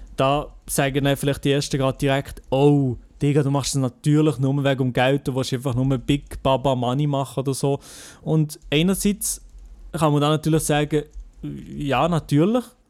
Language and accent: German; Switzerland; ich sage nicht, äh, wo ich herkomme, dass ich Schweizer mhm. bin